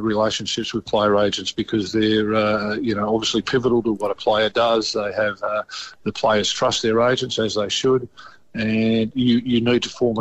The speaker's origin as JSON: {"language": "English", "town": "Stockton", "region": "New South Wales", "country": "Australia", "tie": "born or raised there", "said": "I grew up in Stockton"}